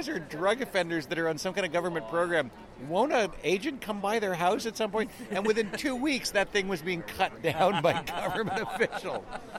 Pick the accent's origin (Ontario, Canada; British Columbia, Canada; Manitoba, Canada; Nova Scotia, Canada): Ontario, Canada; Mississauga; I grew up in Mississauga.